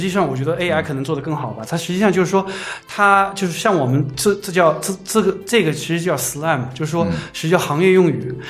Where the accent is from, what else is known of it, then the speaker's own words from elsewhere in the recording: China; 我们中国人